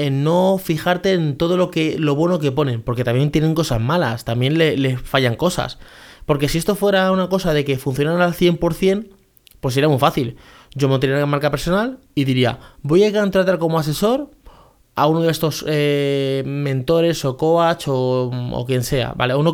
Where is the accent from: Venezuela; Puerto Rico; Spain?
Venezuela; Por ejemplo, yo soy una persona que soy de Venezuela.